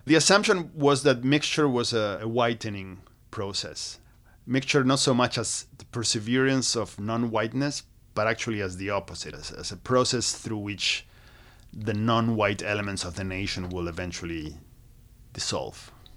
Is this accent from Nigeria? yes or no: no; Argentina; moved away; I grew up in Argentina. Uh, I was born and raised